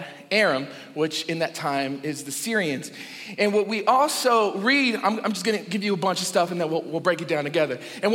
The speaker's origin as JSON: {"language": "English", "region": "Texas", "country": "United States", "moved": "yes", "said": "I'm a Texan Mexican"}